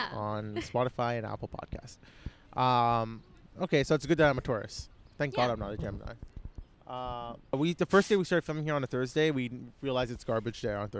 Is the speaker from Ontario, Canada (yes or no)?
yes; Markham, Ontario, Canada; I grew up in Markham.